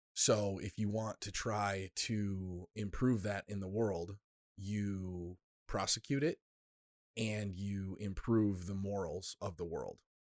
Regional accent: United States; an American

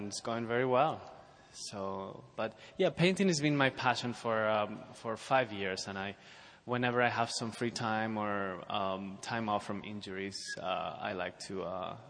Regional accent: Spain; moved away; I come from Spain

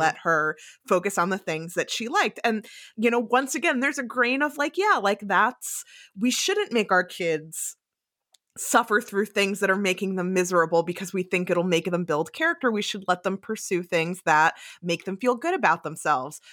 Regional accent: New Jersey, United States; moved away as an adult; also born or lived in New York State; having grown up in New Jersey

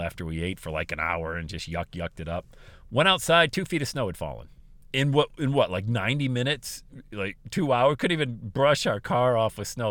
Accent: Bradford, Pennsylvania, United States; also born or lived in Buffalo, New York / Southwest Ohio; now in Ohio, United States; my hometown of Bradford, P

